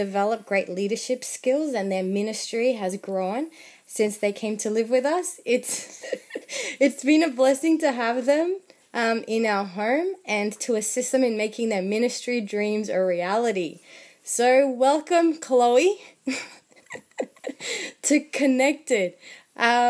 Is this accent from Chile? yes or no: yes; Chile; English is a second language; moved away; I'm from Chile. My husband is from Argentina. So we only speak to our daughters in Spanish since they were born.